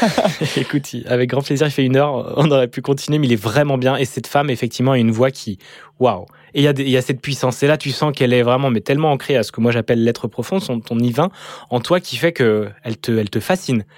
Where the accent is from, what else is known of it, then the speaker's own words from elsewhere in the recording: Lyon, Auvergne-Rhône-Alpes, France; j'ai grandi à Lyon